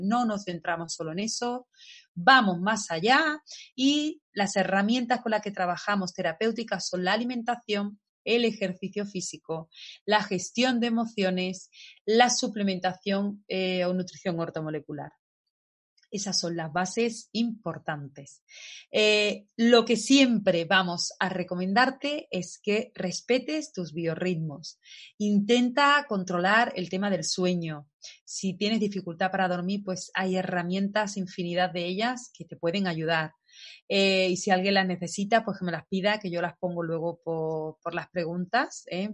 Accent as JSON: {"language": "Spanish", "country": "Spain", "said": "en mi país yo soy de España"}